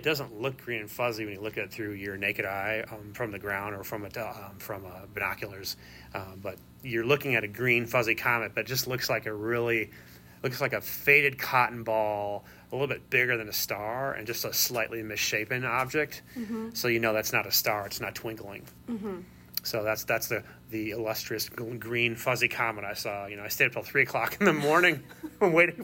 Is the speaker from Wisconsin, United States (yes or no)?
yes; Madison, Wisconsin, United States; in Wisconsin, where I grew up in Madison